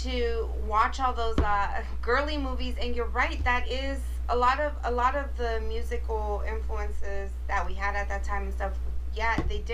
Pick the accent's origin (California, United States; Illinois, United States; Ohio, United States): California, United States; Inglewood; we grew up in Inglewood